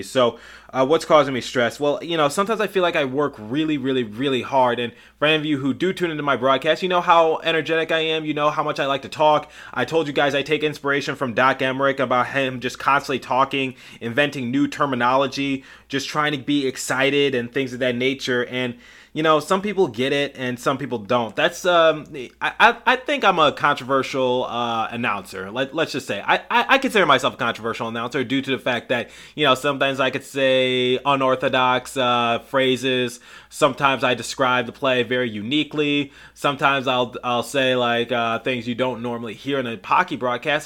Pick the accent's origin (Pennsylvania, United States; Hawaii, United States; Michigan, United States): Michigan, United States; Detroit; I'm from Detroit